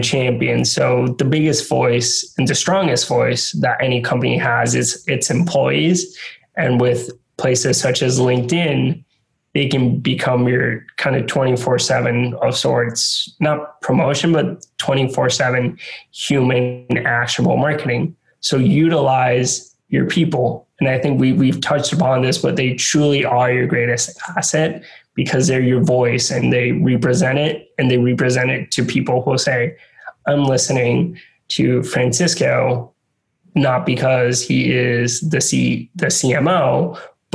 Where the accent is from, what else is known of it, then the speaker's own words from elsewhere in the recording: San Juan, Puerto Rico; moved away as an adult; also born or lived in Rhode Island; being born and raised in San Juan, Puerto Rico, going to college in Rhode Island